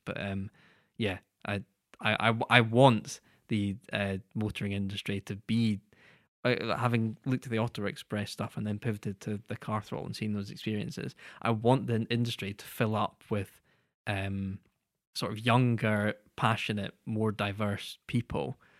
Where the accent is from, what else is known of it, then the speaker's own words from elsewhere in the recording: United Kingdom; as British people